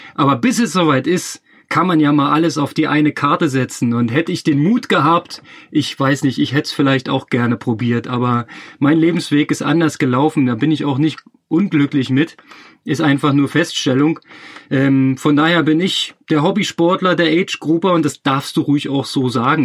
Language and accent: German; Berlin, Germany; moved away as an adult; also born or lived in Chemnitz; als Berliner